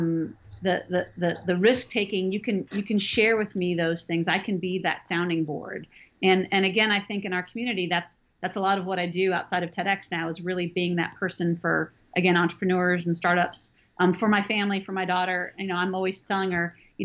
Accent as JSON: {"language": "English", "region": "Northern California", "country": "United States", "tie": "born or raised there", "moved": "as an adult", "lives_now": "Georgia, United States", "said": "I grew up in California in Northern California, and I've lived in Georgia for almost 20 years."}